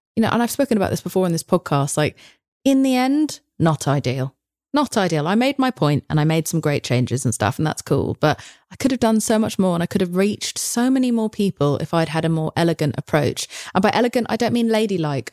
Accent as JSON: {"language": "English", "region": "England", "country": "United Kingdom", "said": "I'm English"}